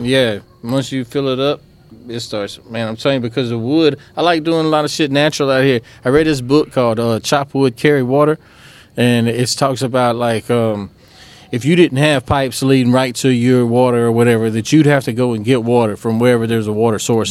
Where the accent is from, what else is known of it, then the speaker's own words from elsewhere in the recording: Oakdale, Louisiana, United States; also born or lived in DeRidder, Louisiana; we grew up in Oakdale